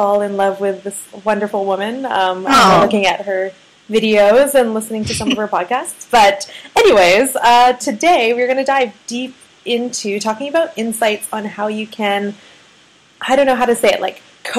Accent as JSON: {"language": "English", "country": "Canada", "said": "I'm from Canada"}